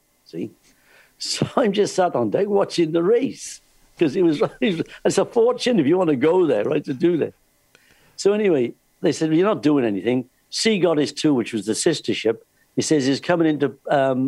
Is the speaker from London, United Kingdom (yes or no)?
no; Wales, United Kingdom; I'm from Wales